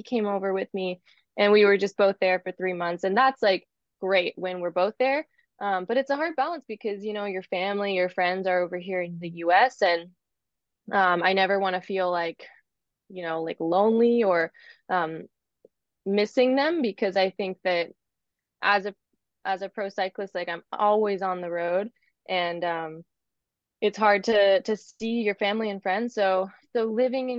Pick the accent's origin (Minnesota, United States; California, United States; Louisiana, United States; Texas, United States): California, United States; also born or lived in Durango, Colorado / Girona; I'm also here now in California where I grew up